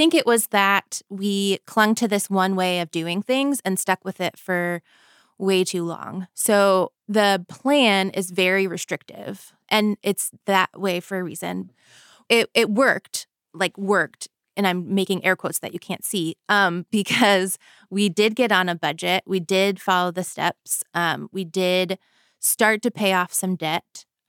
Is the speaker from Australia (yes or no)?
no; Florida, United States; I grew up in Florida. I grew up lower middle class, I would say.